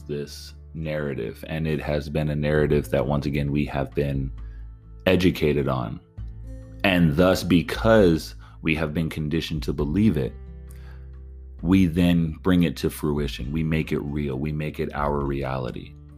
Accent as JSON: {"language": "English", "region": "California", "country": "United States", "said": "I'm from California"}